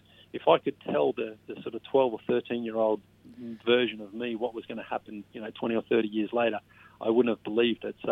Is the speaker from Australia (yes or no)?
yes; Sunbury, Victoria, Australia; moved away as an adult; now in United States; I'm actually from Australia and, you know, I'm not from Canada